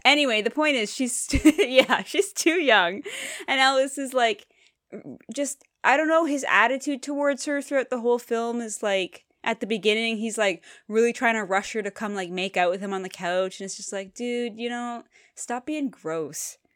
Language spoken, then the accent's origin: English; Canada; I'm from Canada, and you have to learn French in school